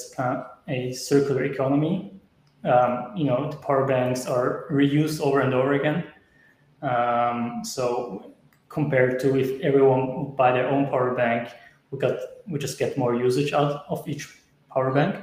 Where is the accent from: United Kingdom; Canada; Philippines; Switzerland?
Switzerland; I'm from Switzerland, and we started in Switzerland